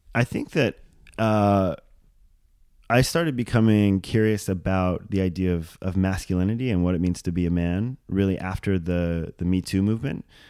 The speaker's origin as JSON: {"language": "English", "area": "Maui", "region": "Hawaii", "country": "United States", "tie": "born or raised there", "said": "grew up as a small white bullied child on the south side of Maui, Hawaii"}